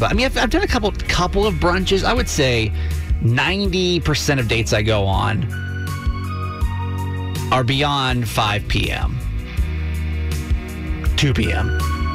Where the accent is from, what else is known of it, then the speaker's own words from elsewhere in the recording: Columbia, Maryland, United States; I'm from Columbia